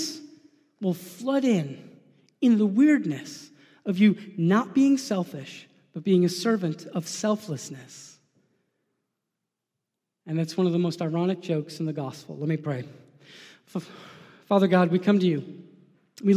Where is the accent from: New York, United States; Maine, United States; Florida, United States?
New York, United States; I'm a New Yorker